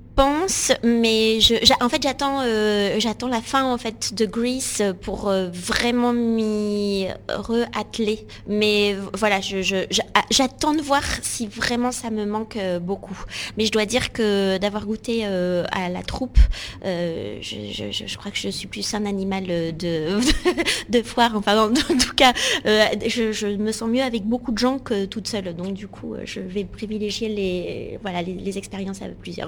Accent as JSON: {"language": "French", "town": "Bordeaux", "region": "Nouvelle-Aquitaine", "country": "France", "tie": "born or raised there", "moved": "as an adult", "lives_now": "Paris, France", "said": "suis née euh, à, Bordeaux et donc du coup j'ai grandi dans le sud-ouest."}